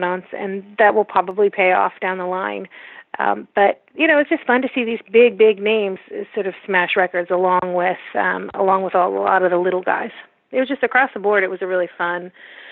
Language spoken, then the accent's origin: English; United States; as an American